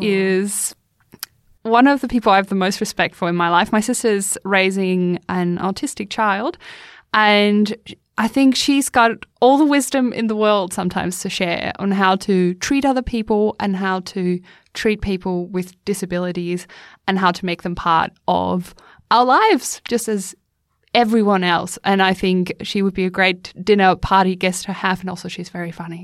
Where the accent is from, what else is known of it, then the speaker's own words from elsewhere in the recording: Northern Germany, Germany; moved away as an adult; until I was 24, I didn't leave my hometown in northern Germany much.